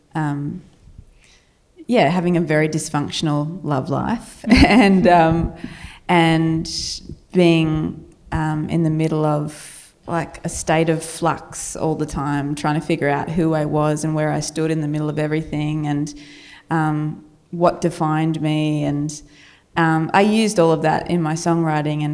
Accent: Australia; accent: Australian; my Australian accent

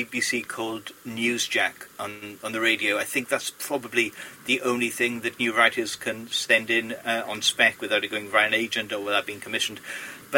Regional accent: Port Talbot, Wales, United Kingdom; people picked on me being Welsh, which was weird in a school in Port Talbot

